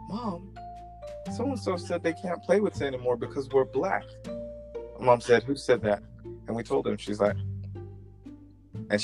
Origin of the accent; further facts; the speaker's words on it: London, United Kingdom; also born or lived in Edgware / Wembley; we moved to Wembley from Edgware or Burnto, and we were in a slightly nicer neighborhood than we were in Edgeware.